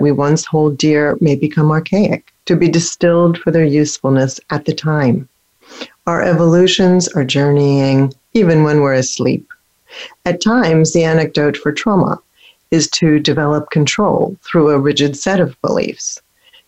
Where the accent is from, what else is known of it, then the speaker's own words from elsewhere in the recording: Philadelphia, Pennsylvania, United States; also born or lived in Germany; where I grew up in Philadelphia